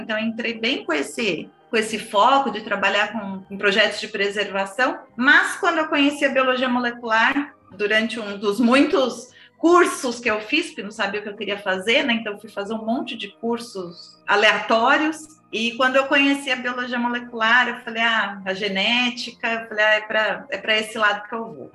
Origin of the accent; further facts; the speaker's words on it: São Paulo, Brazil; Eu sou paulistana, nascida e criada no, no, meio do cimento